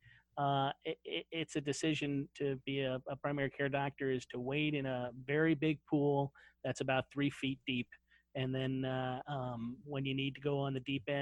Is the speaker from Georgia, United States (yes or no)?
no; St. Louis, Missouri, United States; I grew up outside of St. Louis, Missouri. In Missouri, born and bred.